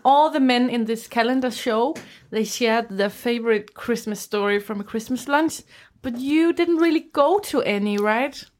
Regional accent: Aarhus, Central Denmark Region, Denmark; We're from Aarhus

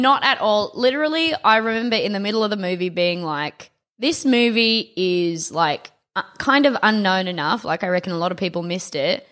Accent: South Australia, Australia; Devon isn't what we called it in South Australia

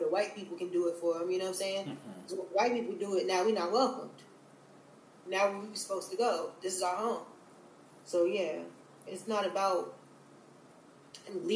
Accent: North Carolina, United States; moved away; the environments of which I grew up in North Carolina

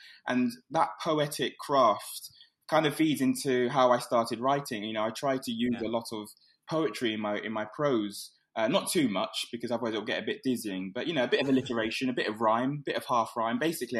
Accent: London, United Kingdom; also born or lived in Islington; I grew up in Hoxton, and I moved to Islington.

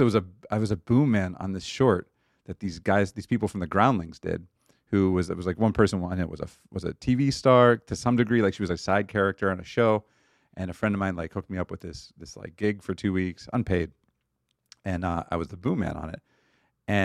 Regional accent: Pittsburgh, Pennsylvania, United States; moved away as an adult; also born or lived in Cleveland, Ohio; I grew up in Pittsburgh, Pennsylvania.

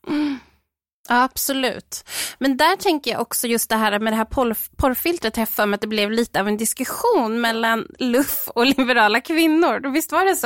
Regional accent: Stockholm, Stockholm County, Sweden; now in Jönköping, Sweden; jag kommer från Stockholm från början, men jag har bott här i, i 17 år

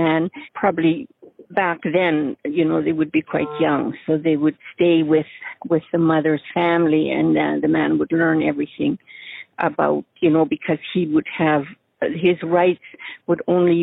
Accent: Tsleil-Waututh Nation, northwestern BC, British Columbia, Canada; I'm from the Tsleil-Waututh Nation in northwestern BC

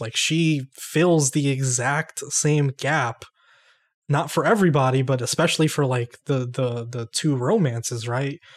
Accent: New York, United States; I'm from New York

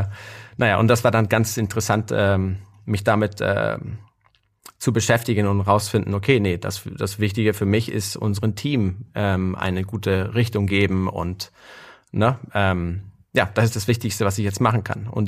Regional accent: Guatemala; moved away; ich bin in Guatemala aufgewachsen.

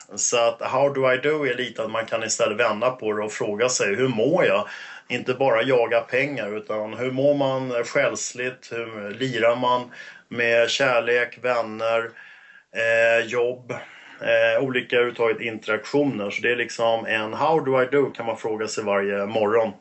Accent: Stockholm, Stockholm County, Sweden; accent: 08 (Stockholm dialect); also born or lived in Åkersberga; Jag är 08, jag är söderkis så att absolut, det reflekterar ju min Eh, 08-dialekt, så att eh, uppväxt på Söder

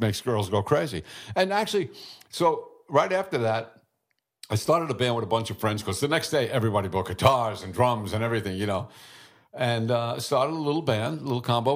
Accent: New York City, New York, United States; I was born in Brooklyn.

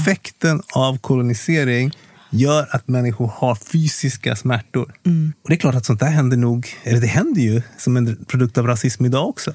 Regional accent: Kungsängen, Stockholm County, Sweden; also born or lived in Congo; jag är uppväxt i Kungsängen. Nord, nord, nordväst om Stockholm.

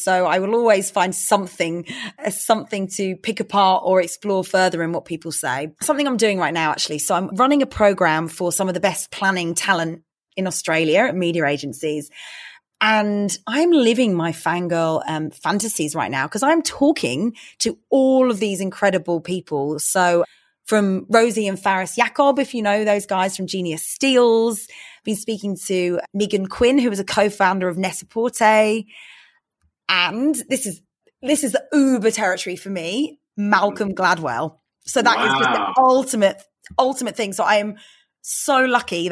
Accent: London, United Kingdom; I grew up in London

